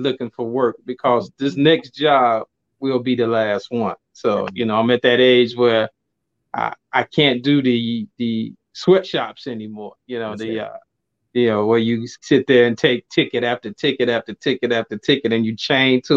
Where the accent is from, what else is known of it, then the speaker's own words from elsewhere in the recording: Chicago, Illinois, United States; I'm from the Chicagoland area, born and raised